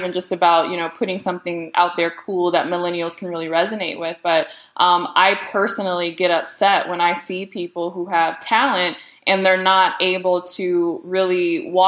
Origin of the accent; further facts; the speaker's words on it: Detroit, Michigan, United States; growing up in the Metro Detroit area